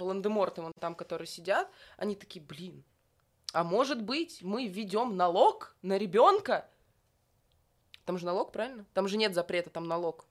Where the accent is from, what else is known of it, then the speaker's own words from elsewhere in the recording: Moscow, Russia; Я из Москвы, здравствуйте, коренная москвичка.